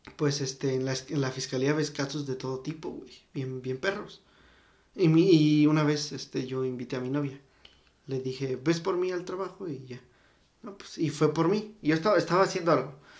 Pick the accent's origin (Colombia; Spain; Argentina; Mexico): Mexico; somos mexicanos